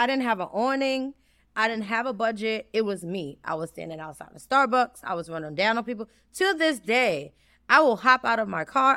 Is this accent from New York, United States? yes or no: yes; New York City, New York, United States; I'm from the South Bronx. I grew up in Mitchell Houses